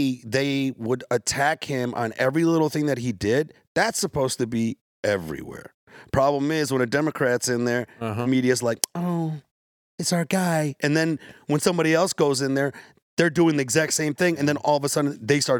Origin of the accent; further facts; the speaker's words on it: Yemen; You know, like, I'm from Yemen. My family's from Yemen. And Obama dropped so many bombs on Yemen.